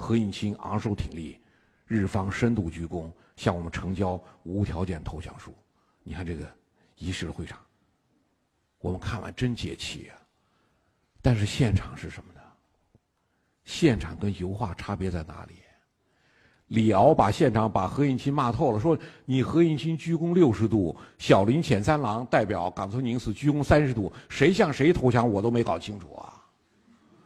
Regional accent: China; 我们中国人

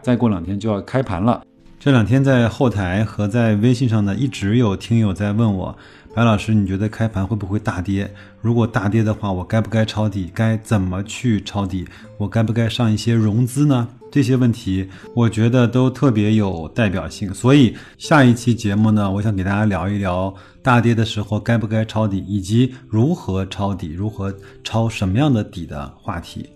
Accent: China; 就是我们中国人口的聚集程度还是很低的

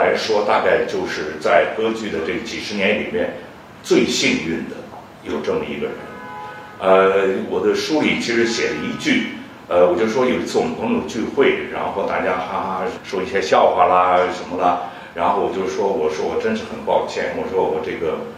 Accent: China; moved away; 我们中国人在西方的舞台上肯定不容易嘛，因为我是四十年以前出国的，而且是从上海走的。

